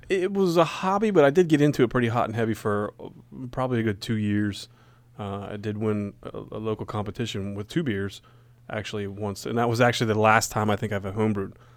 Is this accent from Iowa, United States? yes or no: no; Gettysburg, Pennsylvania, United States; when I was growing up in Gettysburg